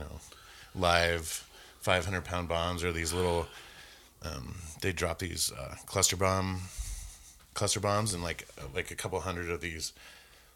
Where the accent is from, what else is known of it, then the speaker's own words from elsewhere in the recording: Jackson, Wyoming, United States; moved away as an adult; also born or lived in Moscow, Idaho / Seattle, Washington; now in Missoula, United States; I grew up in Jackson